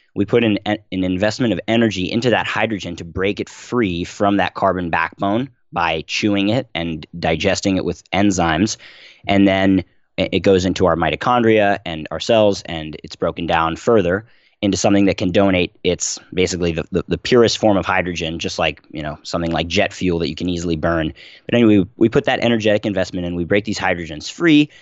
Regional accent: Philadelphia, Pennsylvania, United States; I was born and raised in Philadelphia

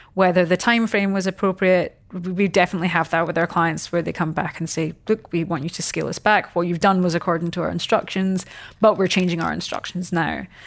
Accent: Scotland, United Kingdom; moved away as an adult; now in Australia; I'm obviously not from here. Um, so I came across from Scotland ten years ago

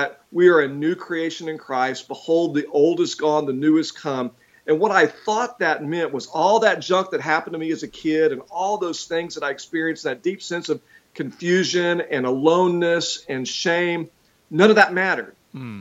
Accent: Houston, Texas, United States; moved away as an adult; now in Georgia, United States; I'm from Texas, and so I grew up in Houston

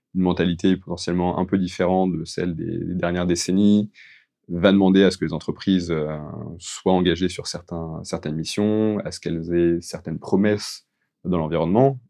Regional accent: France; les, particularités que nous on peut avoir en tant que Français

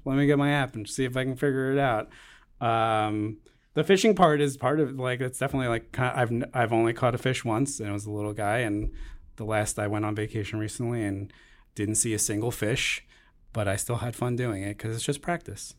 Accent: Long Island, New York, United States; growing up on Long Island, a lot of people fish

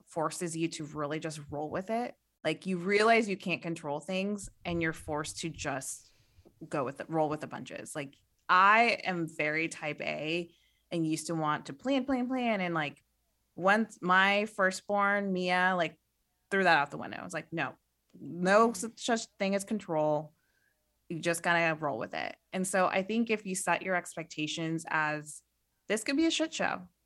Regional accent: Midwest, United States; I'm from the Midwest

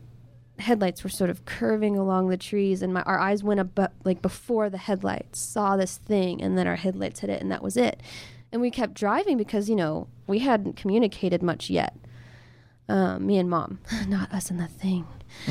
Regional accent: Hurst, Texas, United States; Close to my hometown. It was in Hearst, Texas.

